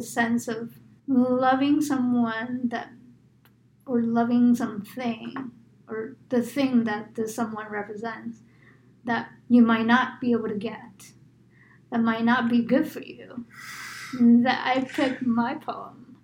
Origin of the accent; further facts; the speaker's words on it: New York, United States; I grew up in New York